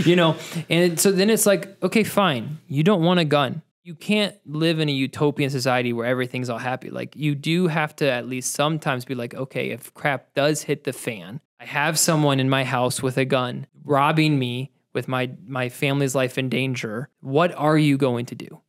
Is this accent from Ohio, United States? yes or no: yes; Ohio, United States; I grew up in Ohio, so I grew up skeet shooting